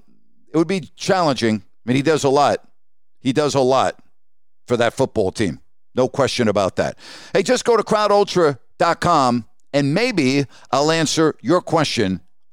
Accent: New York, United States; moved away as an adult; also born or lived in Sacramento / Dallas; Growing up in New York during the 60s and the early 70s

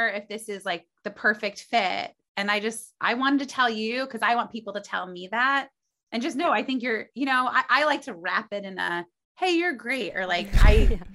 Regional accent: Muncie, Indiana, United States; moved away as an adult; now in New York City, United States; I was from Muncie, Indiana

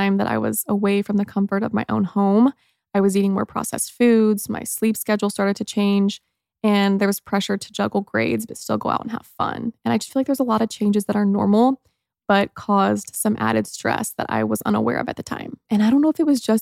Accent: Mooresville, Indiana, United States; I grew up in Mooresville, Indiana, and I had such a fun childhood

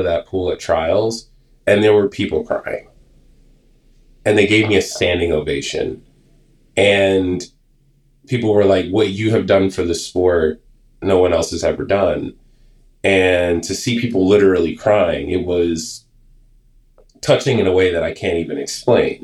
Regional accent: United States; I grew up in New York, in New Jersey area

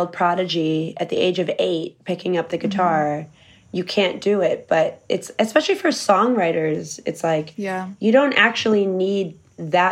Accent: Connecticut, United States; moved away; also born or lived in Philadelphia; I grew up in Connecticut

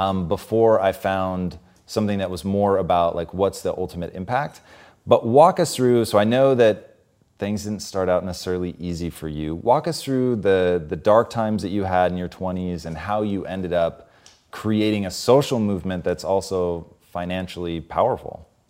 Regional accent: Tacoma, Washington, United States; Growing up in Tacoma

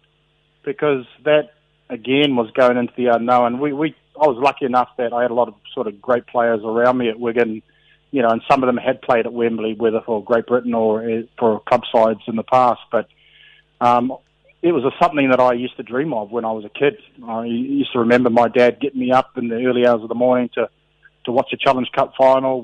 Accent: Auckland, New Zealand; moved away as an adult; also born or lived in England; I was brought up in Otara, again in South Auckland

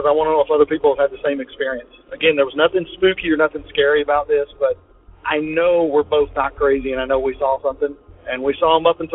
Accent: Tennessee, United States; from Tennessee

